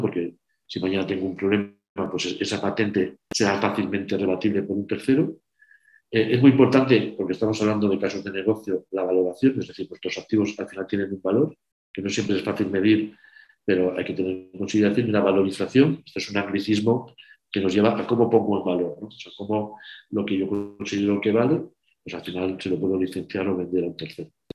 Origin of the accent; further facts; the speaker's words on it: Burgos, Castile and León, Spain; soy de Burgos